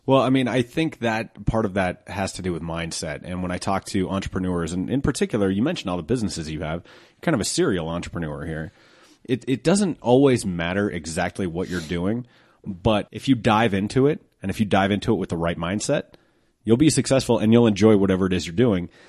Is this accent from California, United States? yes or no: no; Colorado, United States; I'm from Colorado